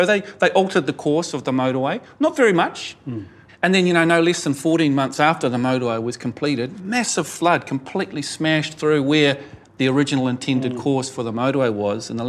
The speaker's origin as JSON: {"language": "English", "town": "Glenfield", "region": "Auckland", "country": "New Zealand", "tie": "born or raised there", "said": "I'm one of those urban Maori. I grew up in Glenfield, you know, miles away from my Turanga Waiwai."}